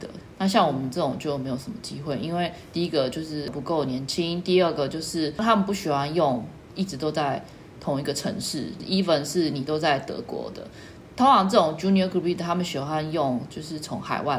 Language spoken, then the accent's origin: Chinese; Taiwan; now in Berlin, Germany; 那我可以说啊，我是从台湾来的呢，然后说，可是你这十四年都在柏林呢